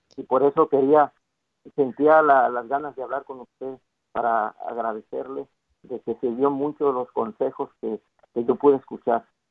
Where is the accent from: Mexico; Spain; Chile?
Mexico; yo soy mexicano.